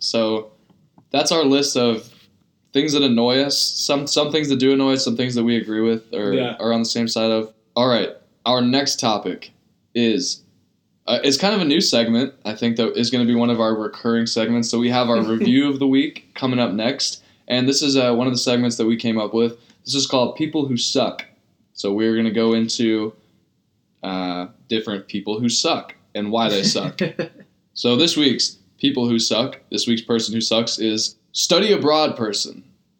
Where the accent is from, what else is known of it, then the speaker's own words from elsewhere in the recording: San Diego, California, United States; I'm from San Diego.